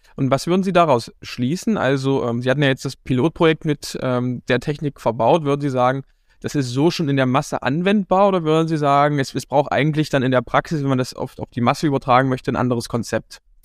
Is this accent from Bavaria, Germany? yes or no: no; Dessau, Saxony-Anhalt, Germany; ich komme ja hier aus Dessau und Sachsen-Anhalt